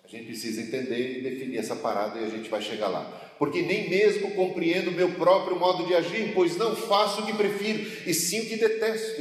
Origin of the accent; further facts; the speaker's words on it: Brazil; A gente é, somos brasileiros